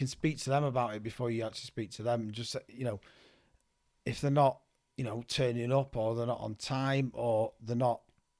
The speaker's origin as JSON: {"language": "English", "town": "Manchester", "region": "North West England", "country": "United Kingdom", "said": "Well, I'm from Manchester, but the Tameside area of Manchester."}